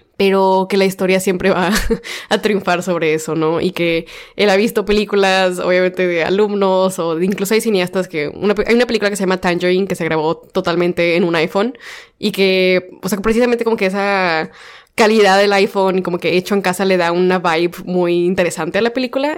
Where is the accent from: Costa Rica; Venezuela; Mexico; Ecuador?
Mexico; como mujeres y como personas mexicanas nos limitamos